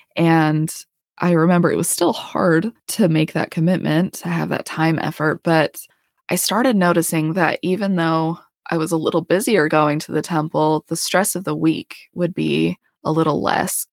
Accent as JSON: {"language": "English", "region": "Colorado", "country": "United States", "tie": "born or raised there", "also_born_or_lived": "Idaho / Utah", "moved": "as an adult", "lives_now": "Houston, United States", "said": "I'm from Colorado. I, we lived south of Denver, uh, for seventeen years."}